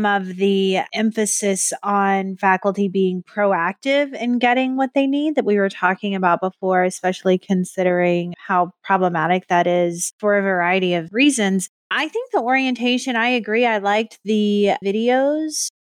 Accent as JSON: {"language": "English", "region": "Texas", "country": "United States", "tie": "born or raised there", "also_born_or_lived": "North Carolina", "moved": "as an adult", "lives_now": "Oswego, United States", "said": "I born and raised in Texas, North Carolina for 12 years"}